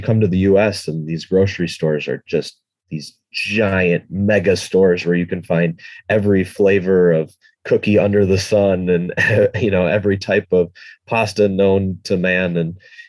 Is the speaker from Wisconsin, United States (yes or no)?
yes; Milwaukee, Wisconsin, United States; also born or lived in Madison, Wisconsin / Namibia / China; I grew up in the Milwaukee area